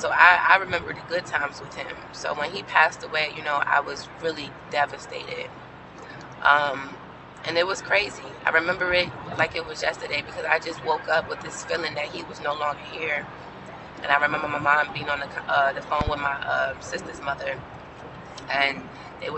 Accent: New York City, New York, United States; I grew up in Brooklyn, New York.

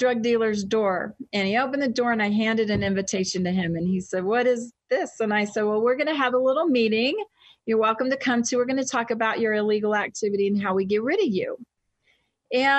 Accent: United States; moved away as an adult; also born or lived in Texas / Louisiana / Boston; now in Utah, United States; I spent most of my childhood between Texas and Louisiana

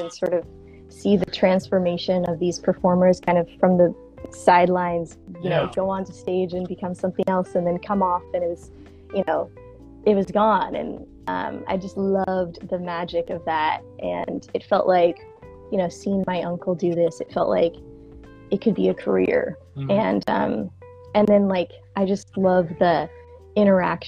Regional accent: Tulsa, Oklahoma, United States; moved away; I was from Tulsa, Oklahoma

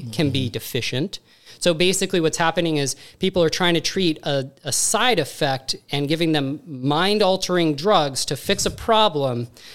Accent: Montana, United States; moved away as an adult; also born or lived in Missoula, Montana / California; now in Tampa, United States; I'm originally from Montana.

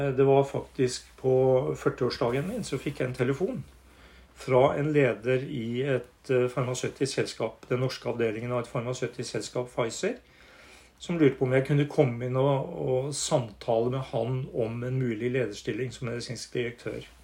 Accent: Northern Norway, Norway; moved away; also born or lived in Hamar; jeg er eh, småbrukersønn fra Nord-Norge. vokst opp ute i havgapet

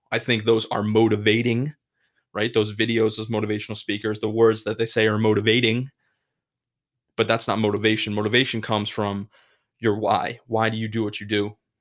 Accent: Massachusetts, United States; moved away as an adult; now in Chicago, United States; I grew up in Massachusetts my whole life.

